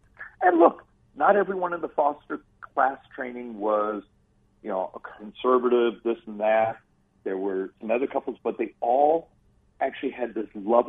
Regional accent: Arizona, United States; I got adopted by a great family. I grew up in Arizona.

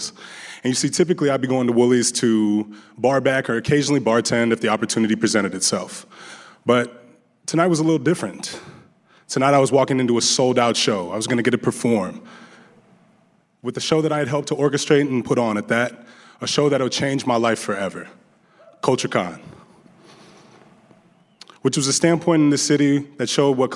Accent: Des Moines, Iowa, United States; also born or lived in Las Vegas; I had a fairly simple life growing up in Des Moines.

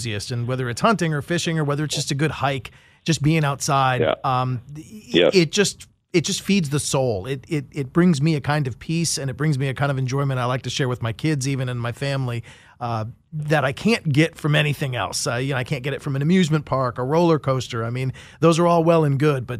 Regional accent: Maryland, United States; also born or lived in Arizona; drove back to my hometown in Maryland

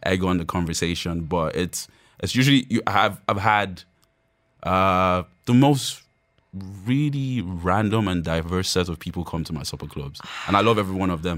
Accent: Nigeria; I'm Yoruba, so that's, uh, one of the tribes in Nigeria.

